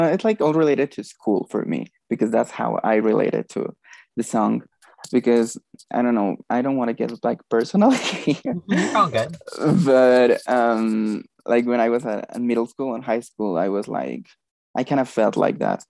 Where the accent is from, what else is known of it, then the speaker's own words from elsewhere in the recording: Mexico; I'm from Mexico.